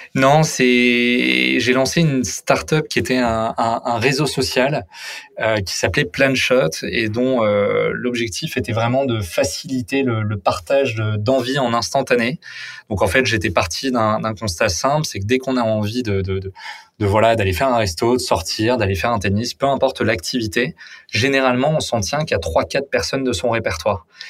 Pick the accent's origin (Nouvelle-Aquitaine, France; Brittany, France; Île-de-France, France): Île-de-France, France; Paris; j'ai vécu toute euh, toute ma vie à, à Paris